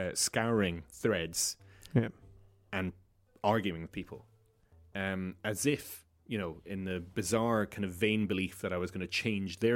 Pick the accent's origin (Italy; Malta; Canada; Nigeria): Malta; growing up in Malta